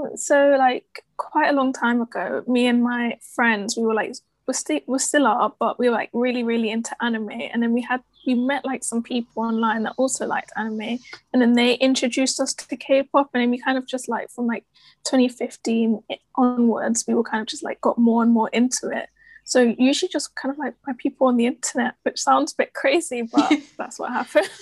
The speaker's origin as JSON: {"language": "English", "region": "London", "country": "United Kingdom", "said": "I'm from London and I'm studying journalism at the University of Essex"}